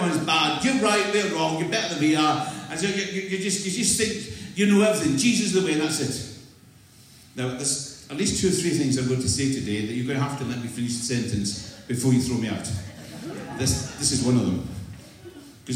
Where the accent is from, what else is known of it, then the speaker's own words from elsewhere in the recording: Scotland, United Kingdom; also born or lived in Clydeside; I'm not English, I'm from Scotland. This is an accent.